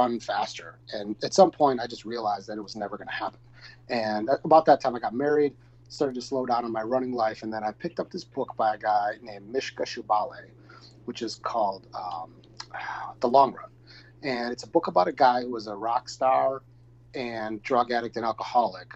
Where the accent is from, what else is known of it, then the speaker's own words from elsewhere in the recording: Wisconsin, United States; we're both from Wisconsin